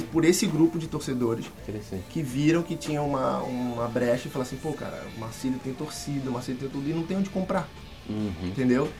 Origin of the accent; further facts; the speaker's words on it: Rio de Janeiro, Brazil; moved away as an adult; eu sou do Rio, uhum. né? Nascido e criado no, no, Rio de Janeiro, onde eu morei por 25 anos lá.